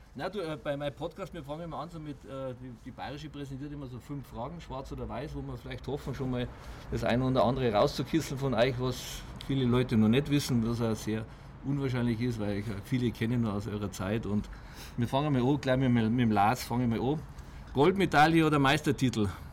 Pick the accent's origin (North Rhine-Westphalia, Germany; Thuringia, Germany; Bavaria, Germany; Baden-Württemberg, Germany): Bavaria, Germany; Munich; ich bin ja 500 Meter hier aufgewachsen in Obergiesing